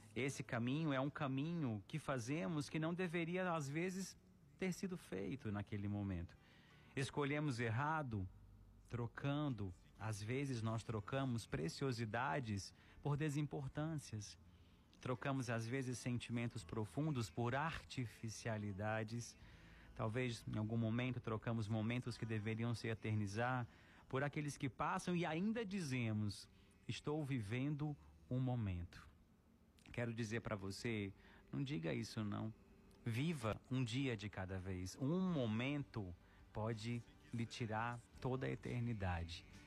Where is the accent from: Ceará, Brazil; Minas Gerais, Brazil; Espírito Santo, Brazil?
Ceará, Brazil; no interior do nosso Ceará